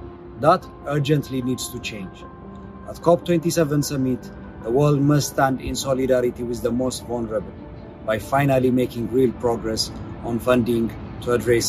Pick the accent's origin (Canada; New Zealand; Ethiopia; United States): Ethiopia; my home country of Ethiopia